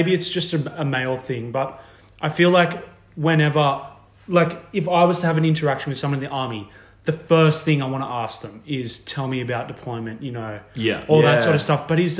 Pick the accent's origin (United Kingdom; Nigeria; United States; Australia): Australia; Sydney, New South Wales; even though I was from Sydney, I was a boarder since year seven.